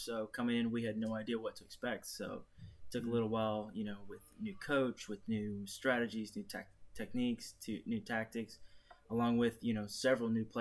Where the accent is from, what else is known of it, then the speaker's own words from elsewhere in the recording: Greenville, South Carolina, United States; I grew up in Greenville, you know, South Carolina, born and raised